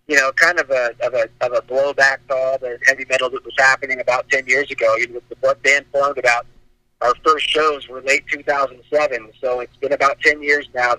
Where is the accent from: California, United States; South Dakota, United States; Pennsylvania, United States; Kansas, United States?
California, United States; Sonoma County; now in Los Angeles, United States; I'm from Sonoma County